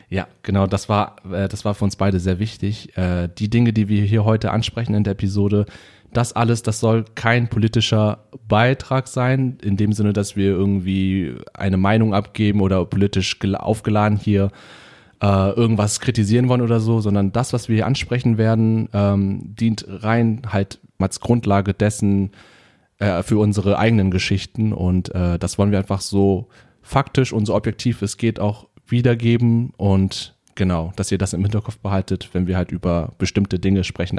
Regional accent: Germany; wie wir hier aufgewachsen sind in Deutschland als Kinder mit Migrationshintergrund

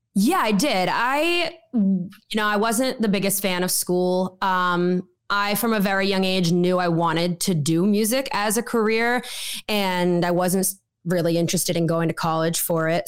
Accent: Wakefield, Massachusetts, United States; moved away as an adult; now in Nashville, United States; I come from Wakefield, Massachusetts, born and raised

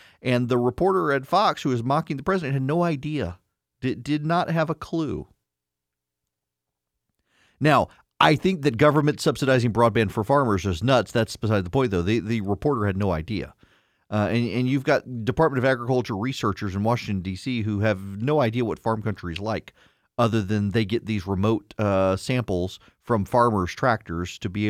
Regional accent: Dubai, United Arab Emirates; I grew up in Dubai. From 80 to 90, lived in Dubai. My school was three stories high, a few blocks from the beach.

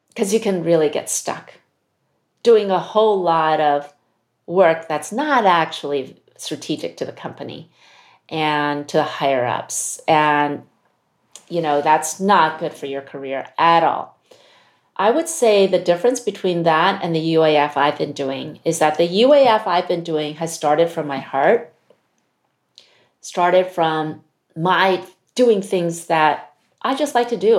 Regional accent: United States; I'm Chinese American, my Chinese isn't that great.

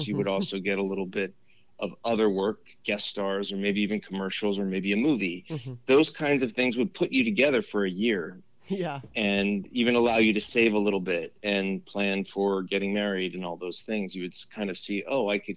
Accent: Los Angeles, California, United States; also born or lived in Westwood / Encino / New York; I grew up in Los Angeles in the San Fernando Valley

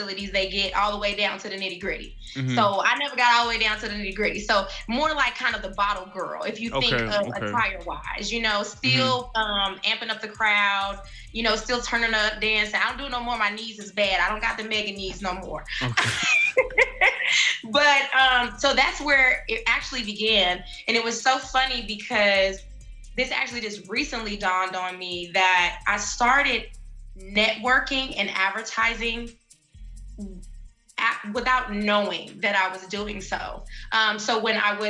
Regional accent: Chicago, Illinois, United States; now in Indianapolis, United States; I'm originally from Chicago.

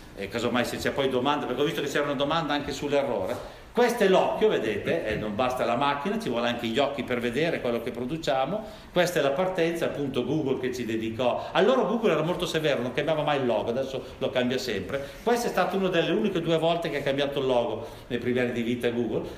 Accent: Milan, Lombardy, Italy; io vengo da Milano

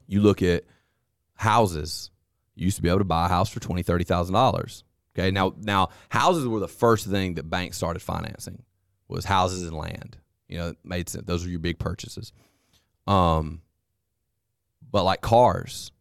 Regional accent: United States; as an American

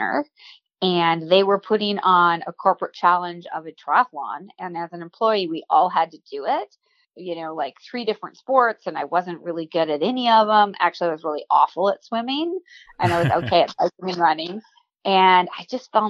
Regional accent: Waukesha, Wisconsin, United States; grew up in Waukesha, Wisconsin, and I was a hyper kid

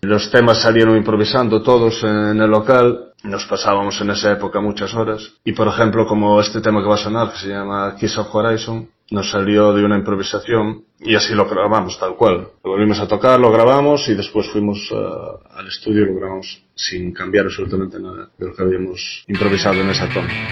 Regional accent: Galicia, Spain; somos gallegos, eh, nuestros antepasados son celtas

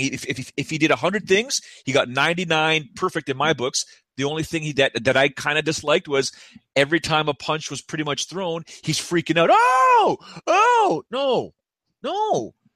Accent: Toronto, Ontario, Canada; I'm from Toronto

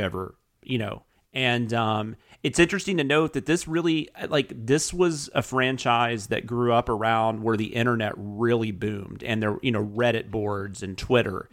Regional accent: the South, United States; I'm from the South

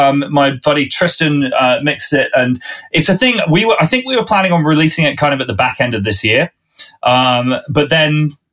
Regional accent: Winchester, South East England, United Kingdom; I'm a southerner from this country. I grew up in Winchester, which is south of London even.

